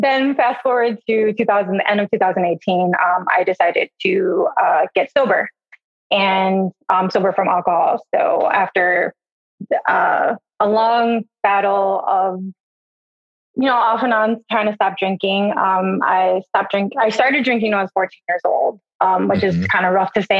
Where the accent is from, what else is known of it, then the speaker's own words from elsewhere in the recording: Milwaukee, Wisconsin, United States; moved away as an adult; now in Chicago, United States; I was born and raised there